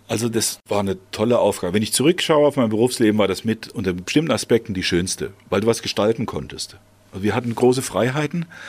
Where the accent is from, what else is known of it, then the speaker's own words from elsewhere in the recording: Idar-Oberstein, Rhineland-Palatinate, Germany; also born or lived in Bad Kreuznach; Ich bin in Bad Kreuznach zwar geboren, aber da war einfach die Klinik. Ich bin aufgewachsen in Ida Oberstein, genauer in einem Stadtteil Weierbach.